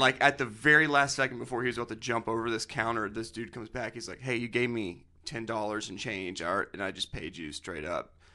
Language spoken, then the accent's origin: English; Nashville, Tennessee, United States; we're from Nashville